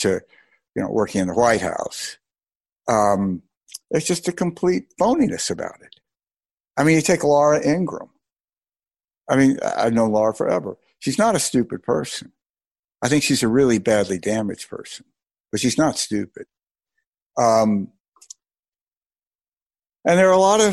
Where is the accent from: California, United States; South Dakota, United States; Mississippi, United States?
Mississippi, United States; I grew up in Mississippi